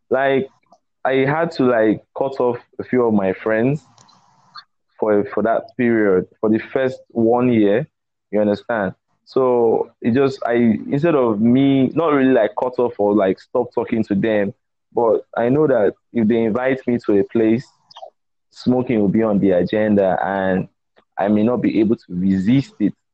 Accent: Warri, Delta, Nigeria; Pardon my pidgin, because I grew up in Warri.

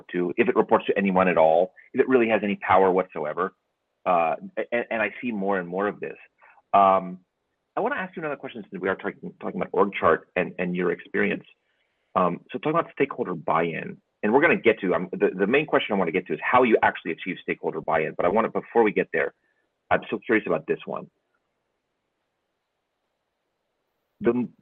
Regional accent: United States; as an American

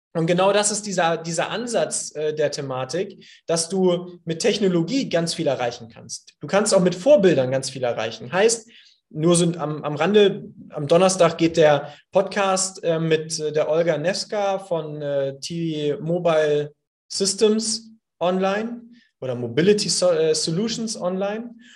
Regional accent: Hamburg, Germany; ich hier als Hamburger, äh, hanseatischer Kaufmann

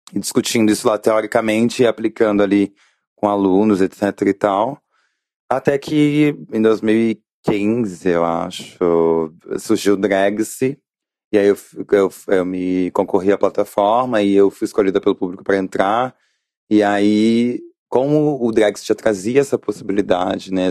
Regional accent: Rio de Janeiro, Brazil; eu sou do Rio de Janeiro

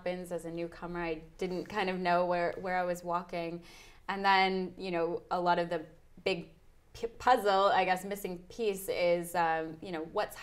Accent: Canada; moved away as an adult; now in London, United Kingdom; I'm Canadian and moved over to London about 2 years ago to do my master's degree in public health

